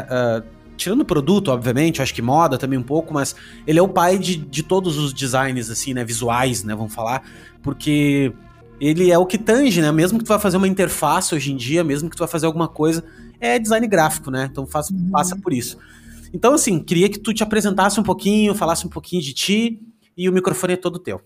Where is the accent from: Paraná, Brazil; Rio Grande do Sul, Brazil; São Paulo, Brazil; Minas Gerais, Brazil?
Rio Grande do Sul, Brazil; Porto Alegre; now in Balneário Camboriú, Brazil; Eu também sou, só de lá. Não de Santa Maria, mas de Porto hum. Alegre